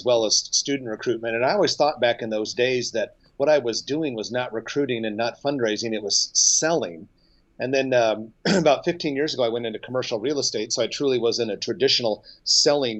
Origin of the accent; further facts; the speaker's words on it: Nebraska, United States; I grew up in Nebraska and I live here now